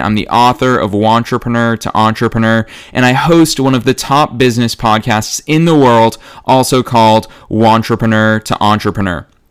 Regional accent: Marlborough, Massachusetts, United States; my hometown of Marlborough, Massachusetts

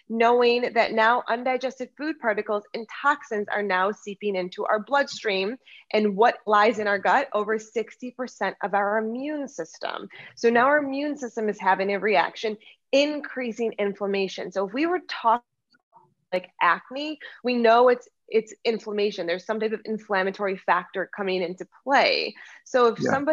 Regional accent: United States; also born or lived in Lucerne, Switzerland; I am American

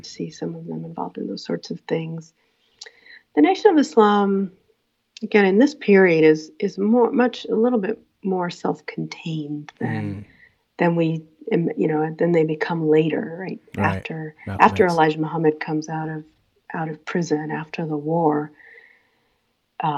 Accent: New York City, New York, United States; the neighborhood I grew up in Queens, in Laurelton

